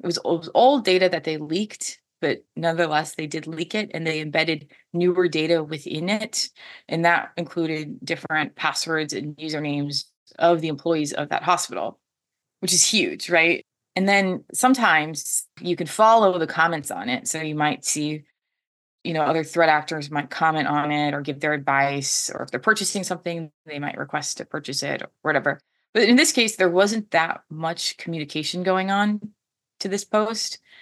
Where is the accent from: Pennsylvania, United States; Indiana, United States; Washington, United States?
Washington, United States; I am from Washington State, which is a huge tech hub